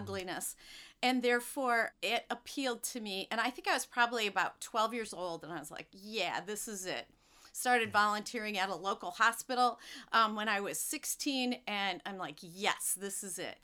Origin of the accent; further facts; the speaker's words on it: Monroe County, Southeast Michigan, United States; I grew up in Southeast Michigan, and you couldn't get any closer to Ohio without being in Toledo. So I grew right I grew up right there